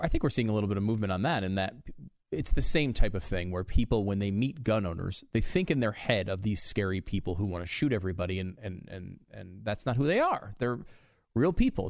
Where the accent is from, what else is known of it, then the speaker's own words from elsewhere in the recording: United States; as an American